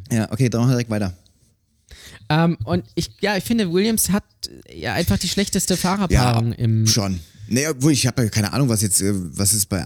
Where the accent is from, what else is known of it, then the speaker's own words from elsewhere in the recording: Germany; als Deutscher so, der natürlich eine gewisse Loyalität an den Tag äh